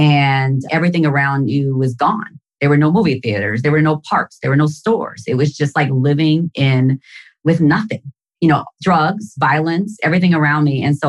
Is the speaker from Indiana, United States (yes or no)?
yes; Gary, Indiana, United States; I was born and raised in Gary, Indiana, Boricua, 100% Puerto Rican. And all of my grandparents were born on the island.